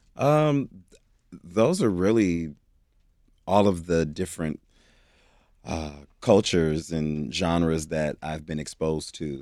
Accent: Cleveland, Ohio, United States; now in Los Angeles, United States; I am originally from Cleveland, Ohio

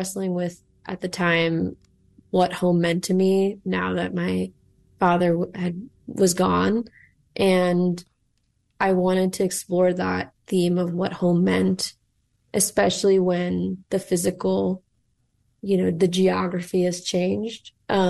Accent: Chicago, Illinois, United States; moved away as an adult; So I grew up in Rogers Park, actually. And my family bought their first home there. First home my father bought after he immigrated to the U.S. And it's still with my family.

